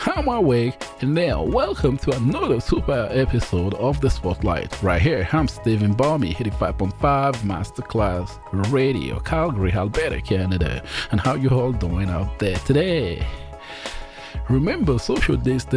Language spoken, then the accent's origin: English; Nigeria; I'm Nigerian as well.